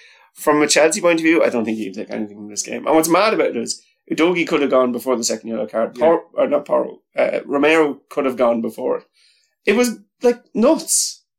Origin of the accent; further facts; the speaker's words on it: Ireland; as an Irish person who goes to matches